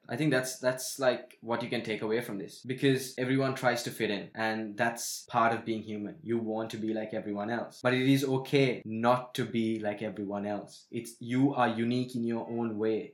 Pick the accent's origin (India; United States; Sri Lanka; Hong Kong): Sri Lanka; growing up in Sri Lanka, we had bubblegum with tattoos in it